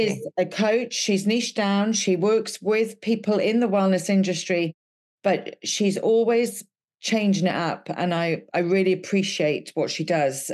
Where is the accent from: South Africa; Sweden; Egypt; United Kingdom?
United Kingdom; Wales; I'm Welsh